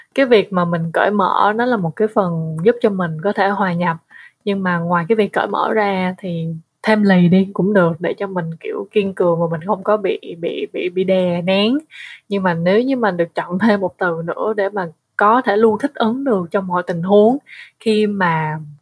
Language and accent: Vietnamese; Vietnam; người Việt mà ở nước ngoài